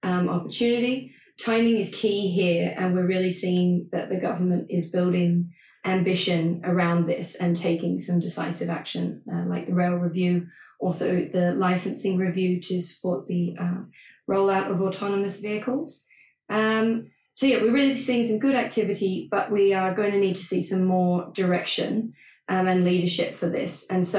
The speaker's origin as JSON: {"language": "English", "country": "Australia", "moved": "yes", "said": "I'm Australian, so I am going to say data"}